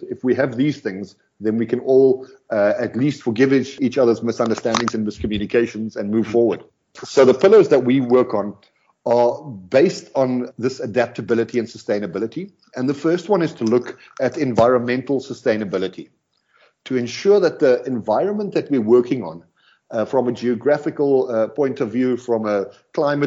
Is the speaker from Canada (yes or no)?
no; South Africa; first language Afrikaans; English is a second language; We're South African, Afrikaans